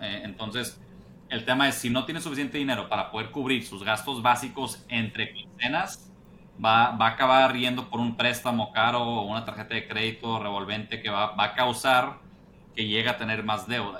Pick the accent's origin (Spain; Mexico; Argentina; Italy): Mexico; Monterrey, Nuevo León; moved away as an adult; also born or lived in United States; yo soy eh, regiomontano de Monterrey. Ahí nací, ahí crecí